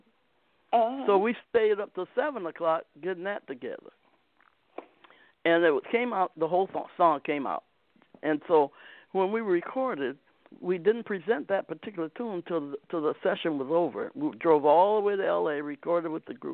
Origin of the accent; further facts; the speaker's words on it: Akron, Ohio, United States; also born or lived in Wisconsin; now in San Diego, United States; I was raised in Ohio, not too far from West Virginia